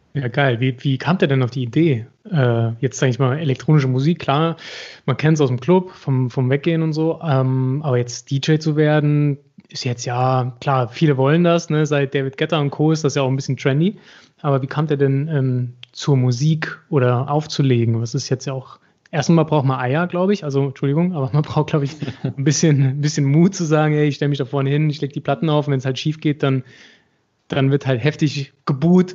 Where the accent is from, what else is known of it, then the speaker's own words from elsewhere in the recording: Saarbrücken, Saarland, Germany; ich bin als Saarbrücker